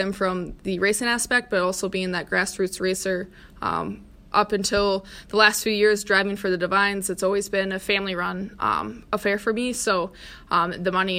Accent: De Pere, Wisconsin, United States; also born or lived in Ohio / Michigan Tech, Michigan; I'm originally from Ohio, grew up mainly in De Pere, though, and then went to school at Michigan Tech

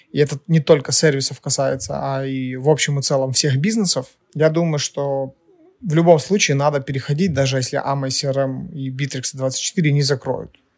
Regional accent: Ukraine; Мы из Украины, а, кто-то на Кипре, поэтому всем привет, ребята, где бы вы ни были.

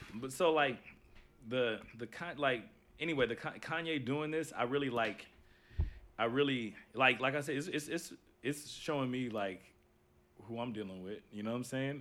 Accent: Los Angeles, California, United States; I'm from South Central

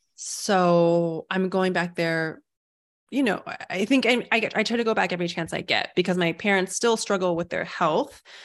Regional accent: United States; also born or lived in Taiwan; I was born in America, and I was like, so that's still home for me.

